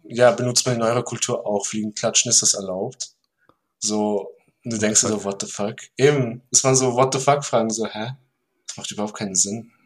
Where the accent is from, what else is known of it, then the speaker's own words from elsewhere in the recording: Vorarlberg, Austria; ich bin aus Vorarlberg.